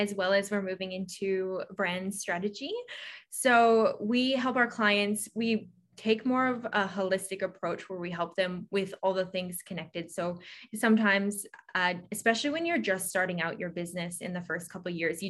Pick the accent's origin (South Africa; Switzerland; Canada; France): Canada; moved away as an adult; also born or lived in Sydney, Australia; now in Australia; I am Canadian and I moved to Australia when I was 18.